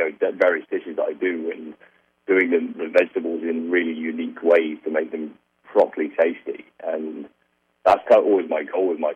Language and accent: English; United Kingdom; I'm a British prick.